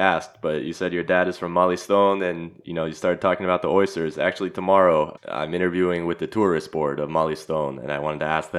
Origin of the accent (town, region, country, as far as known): Los Angeles, California, United States; born or raised there; moved away as an adult; now in Zagreb, Croatia